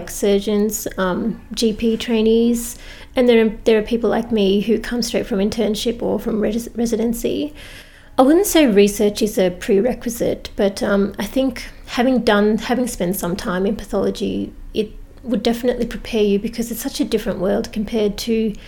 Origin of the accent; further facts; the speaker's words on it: Victoria, Australia; also born or lived in Adelaide; I'm originally from Victoria. I went to Adelaide to do medicine.